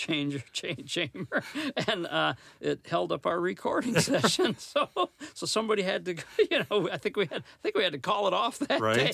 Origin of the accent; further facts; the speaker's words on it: Detroit, Michigan, United States; also born or lived in Lansing, Michigan; I was from Detroit area